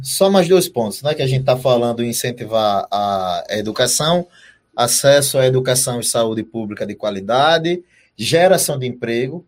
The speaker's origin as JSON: {"language": "Portuguese", "region": "Northeast Region", "country": "Brazil", "said": "aqui na região Nordeste"}